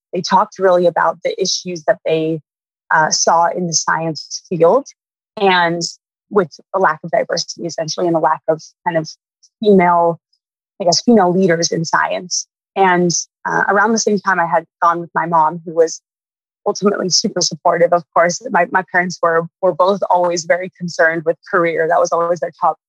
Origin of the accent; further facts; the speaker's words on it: Winnetka, Illinois, United States; now in Los Angeles, United States; I grew up north of Chicago in a few different areas, but mainly a town called Winnetka